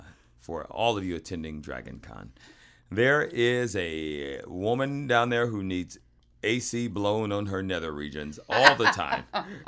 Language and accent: English; Fayetteville, Georgia, United States; moved away; also born or lived in Atlanta, Georgia; I was born in Atlanta proper, Elliot. Yep. Grew up in Fayetteville, Georgia.